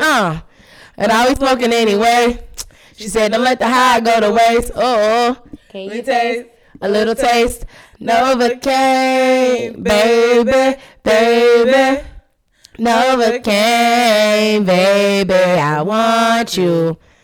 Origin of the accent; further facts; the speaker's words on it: Tuscaloosa, Alabama, United States; I'm from Tuscaloosa, Alabama